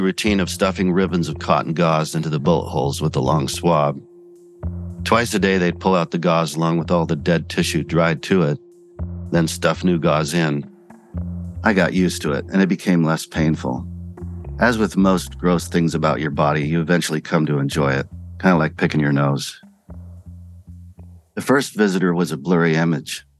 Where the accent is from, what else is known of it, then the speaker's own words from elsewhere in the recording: Pocatello, Idaho, United States; growing up in Pocatello